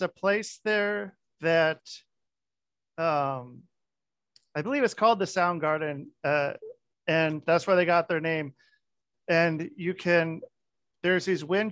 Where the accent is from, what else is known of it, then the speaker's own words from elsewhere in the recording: Portland, Oregon, United States; I grew up in Portland, Oregon